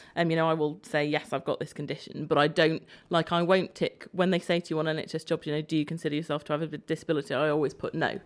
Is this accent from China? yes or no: no; Isle of Man; moved away; I grew up on the Isle of Man